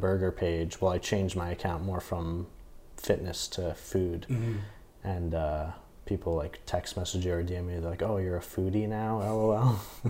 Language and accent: English; Toms River, New Jersey, United States; also born or lived in Bayonne, New Jersey; So grew up there, lived there most of my life, then actually lived in Bayonne for 2 years, and then back down to Toms River.